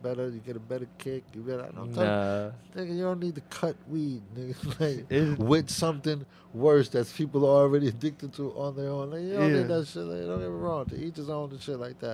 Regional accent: New York, United States; I'm from New York

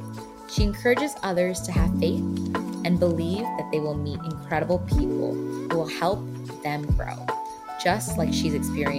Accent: Bangladesh; born there; English is a second language; so English is not my first language, but I was born in Bangladesh

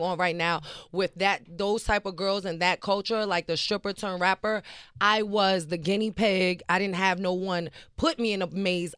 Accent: New York City, New York, United States; I'm from the Bronx, New York, born and raised, Patterson Projects

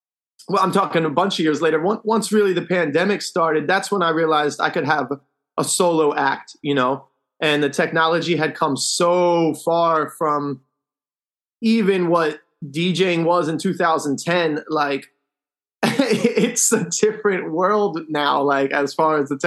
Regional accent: New Jersey outside of Philadelphia, United States; moved away as an adult; also born or lived in Europe; now in Key West, United States; I live in Key West now. I grew up in New Jersey outside of Philadelphia

